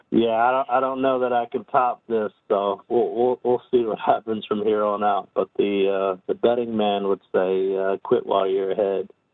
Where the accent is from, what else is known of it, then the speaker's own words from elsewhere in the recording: New Jersey, United States; growing up in New Jersey, spent quite a bit of time in in Atlantic City